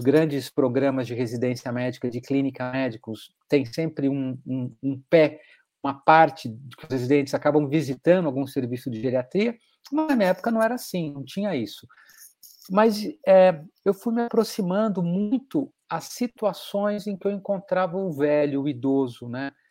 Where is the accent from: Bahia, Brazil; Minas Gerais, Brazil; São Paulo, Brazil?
Minas Gerais, Brazil; Belo Horizonte; eu fui criado em Minas Gerais, em Belo Horizonte